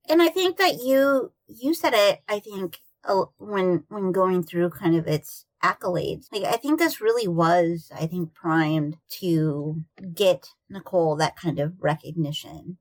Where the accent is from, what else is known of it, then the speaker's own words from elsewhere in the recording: Iowa, United States; I grew up in Iowa